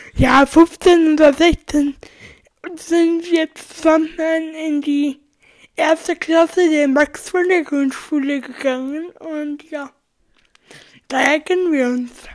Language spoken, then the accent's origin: German; Germany; ich komme aus Plindenberg. Das ist so circa dreißig Kilometer vom Aron entfernt